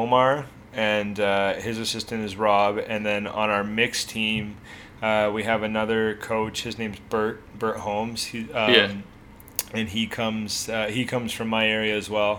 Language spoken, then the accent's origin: English; Hamilton, Ontario, Canada; I'm from Hamilton, Ontario